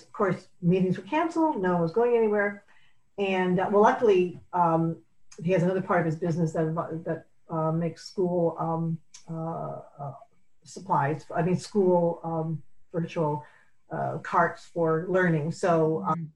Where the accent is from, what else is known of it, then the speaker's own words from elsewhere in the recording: St. Catharines, Ontario, Canada; moved away as an adult; also born or lived in Sudbury, Ontario / Toronto, Ontario; now in Buffalo, United States; I was born in Sudbury, Ontario, and I grew up in St. Catharines, Ontario, and Toronto. When I was 16, I moved to Toronto.